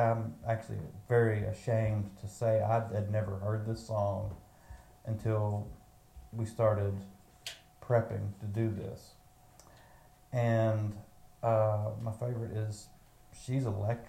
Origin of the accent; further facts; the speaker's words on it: United States; I'm an American